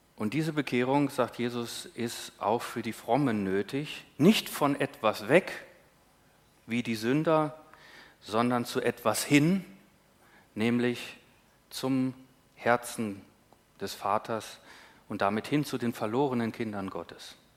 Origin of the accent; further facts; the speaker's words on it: Northern Germany, Germany; als Norddeutscher